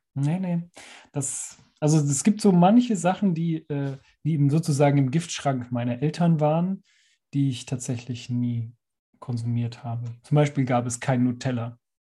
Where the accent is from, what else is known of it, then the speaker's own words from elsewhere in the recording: Allgäu, Bavaria, Germany; ich bin ja im Allgäu aufgewachsen